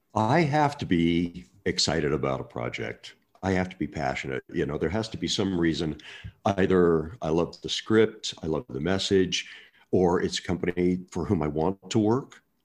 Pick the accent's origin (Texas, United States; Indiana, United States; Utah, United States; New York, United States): Utah, United States; Murray; I'm a little boy from Murray, Utah